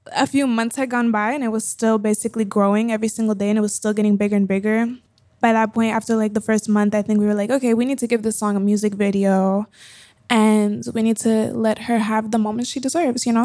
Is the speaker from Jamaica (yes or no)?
no; Colombia; born or raised there; moved away